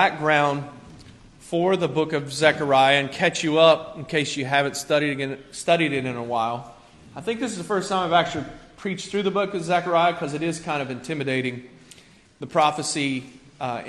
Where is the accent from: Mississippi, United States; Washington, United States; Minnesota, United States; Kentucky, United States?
Kentucky, United States; rural; also born or lived in Cincinnati, Ohio; now in Staten Island, New York, United States; I was born in Cincinnati, but I grew up kind of in a rural place in Kentucky